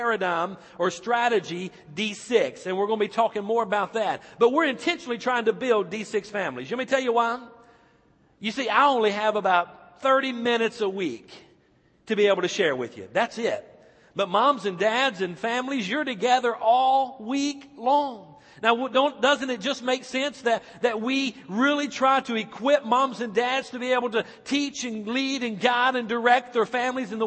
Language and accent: English; Icard, North Carolina, United States; my hometown, back in Ickard, North Carolina